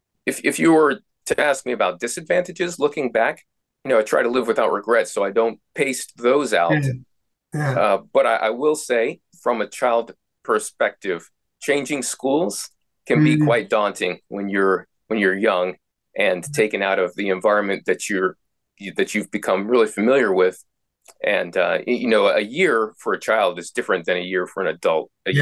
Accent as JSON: {"language": "English", "country": "United States", "said": "I'm from the United States of America. Can probably tell by the way I speak your language a little bit differently. And I grew up, you know, in a military household."}